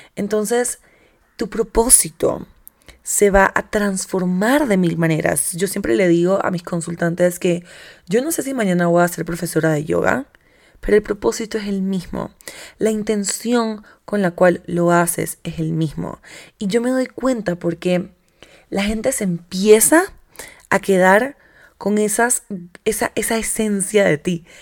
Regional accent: Bogotá, Colombia; soy bogotana, ya digo marica

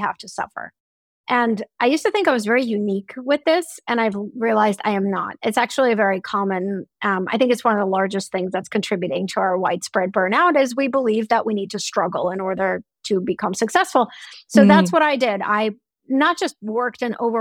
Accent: Russia; moved away; When I grew up in Russia, we took class trips to the Hermitage once a month

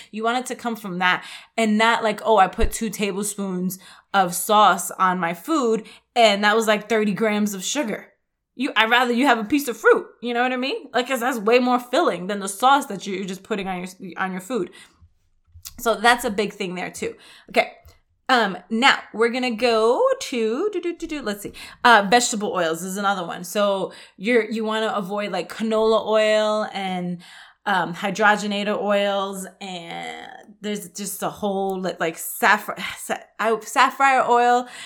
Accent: New York City, New York, United States; I grew up in the Bronx in New York

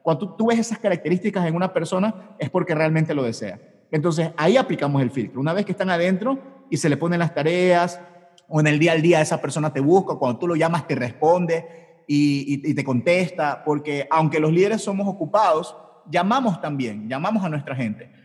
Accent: Ecuador; Yo soy de Ecuador

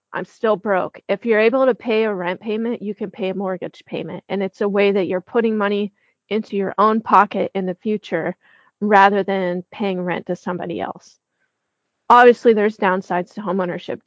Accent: the Bible Belt, United States; I grew up in the Bible Belt

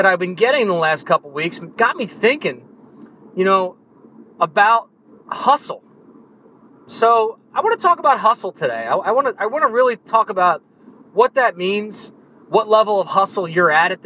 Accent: New Jersey, United States; I'm from New Jersey

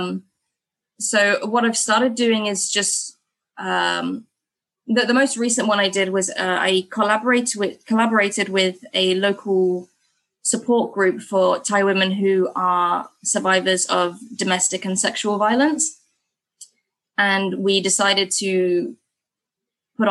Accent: England, United Kingdom; moved away as an adult; now in Bangkok, Thailand; me as an English person

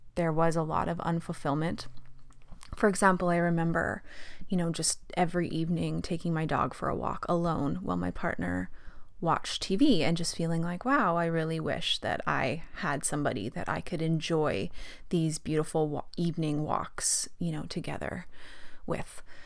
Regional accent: Fort St. John, British Columbia, Canada; moved away as an adult; also born or lived in Calgary, Alberta / Australia; I grew up in Fort St. John, pretty normal childhood.

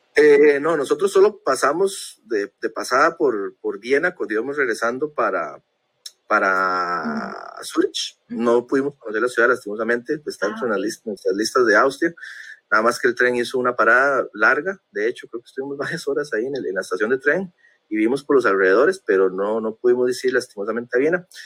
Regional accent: Costa Rica; Como buen tico que soy

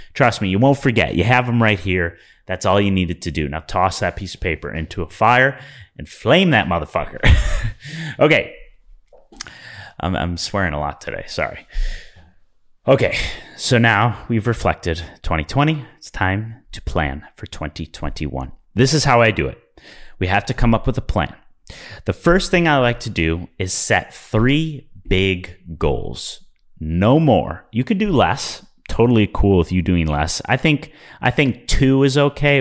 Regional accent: Midwest, United States; I'm from the Midwest

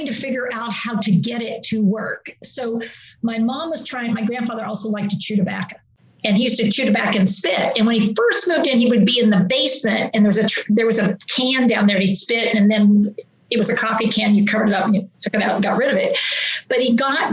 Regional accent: West Virginia, United States; moved away; also born or lived in Pittsburgh, Pennsylvania; I grew up in West Virginia

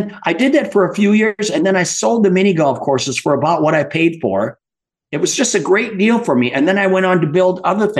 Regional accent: Midwest, United States; I grew up in the Midwest

